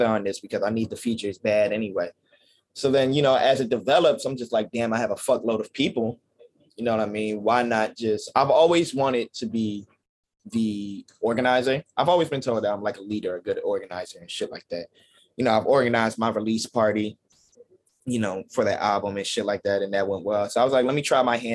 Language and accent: English; Philadelphia, Pennsylvania, United States; I'm from Philly.